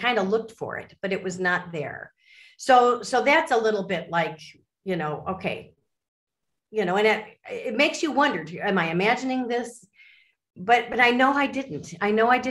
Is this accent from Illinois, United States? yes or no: yes; Chicago suburbs, Illinois, United States; I'm from the Midwest, like you are. I'm from the Chicago suburbs.